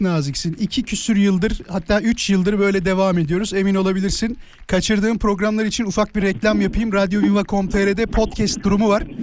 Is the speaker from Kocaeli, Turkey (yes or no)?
yes; İzmit, Kocaeli, Turkey; also born or lived in Isparta; Ben İzmitliyim.